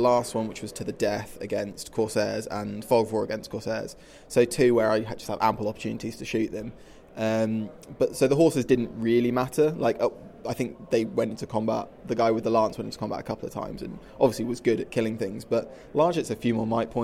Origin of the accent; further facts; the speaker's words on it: Sleaford, East Midlands, United Kingdom; I'm from Lincolnshire